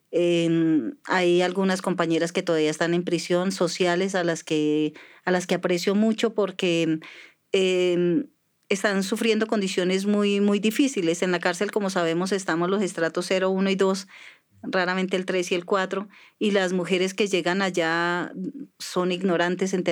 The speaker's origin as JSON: {"language": "Spanish", "region": "Tolima", "country": "Colombia", "tie": "born there", "also_born_or_lived": "Antioquia, Colombia", "said": "Yo nací en el Tolima, pero como he andado por tantos lugares del, país, eh, no me siento no me siento tan tolimense ni tan rola ni nada"}